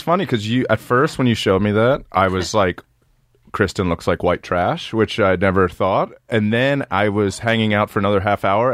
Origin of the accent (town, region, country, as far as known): Maryland, United States; born or raised there; moved away